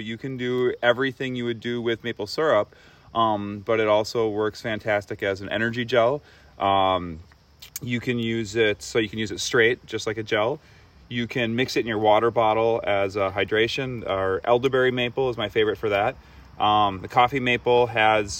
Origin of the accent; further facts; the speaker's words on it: Viroqua, Wisconsin, United States; I am from the Viroqua, Wisconsin area, so just across the Mississippi River.